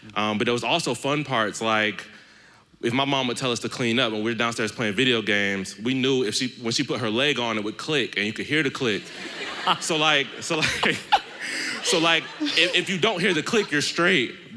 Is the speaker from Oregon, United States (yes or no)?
no; Stone Mountain, Georgia, United States; I'm from Stone Mountain